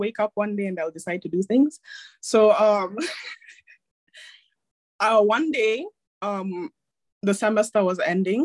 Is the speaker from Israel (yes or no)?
no; Nairobi, Kenya; I'm joining from Kenya, Nairobi, Kenya. That's where I'm from. That's where I live